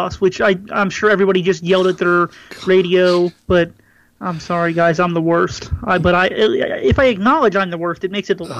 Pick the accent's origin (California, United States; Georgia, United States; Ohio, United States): Ohio, United States; Cincinnati; You know, I'm from Cincinnati.